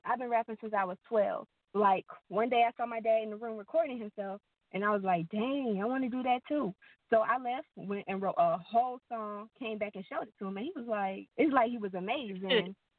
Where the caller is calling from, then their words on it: Amite, Louisiana, United States; Amit, Louisiana.